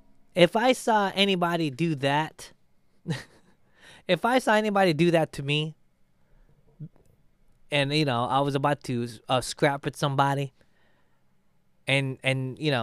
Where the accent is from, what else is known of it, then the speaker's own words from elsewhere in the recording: Philippines; I'm not Hawaiian. I am Filipino. Very close.